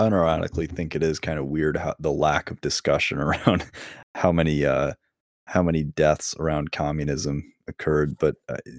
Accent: United States; as an American

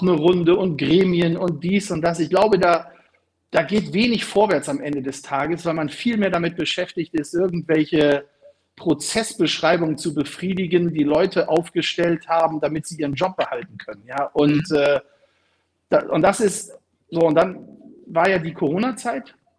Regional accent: Bremen, Germany; meine Heimatstadt Bremen

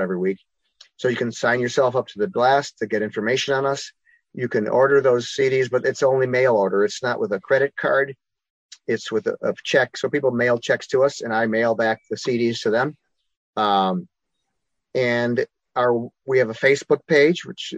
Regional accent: Chicago, Illinois, United States; I'm a Chicagoan, a native Chicagoan. I grew up on the south side of Chicago.

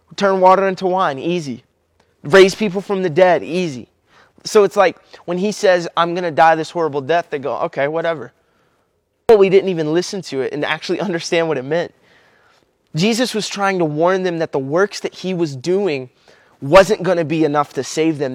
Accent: Kentucky, United States; I'm from Kentucky

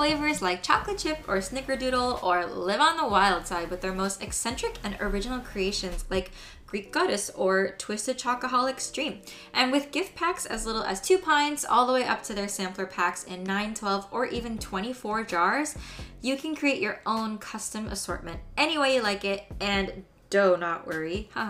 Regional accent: Philippines; I am Filipino.

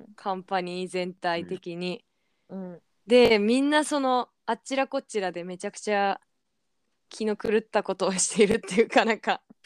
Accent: Tokyo, Japan; 東京都生まれです

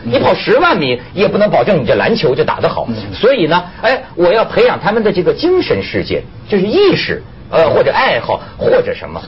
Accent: China; 但是我是一个中国人啊

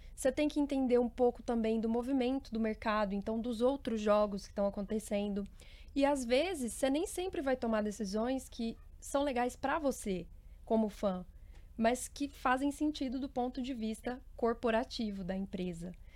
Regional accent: Uberlândia, Minas Gerais, Brazil; eu venho de Uberlândia, Minas Gerais

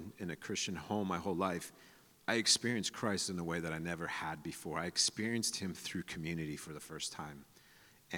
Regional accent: San Diego, California, United States; I'm from San Diego

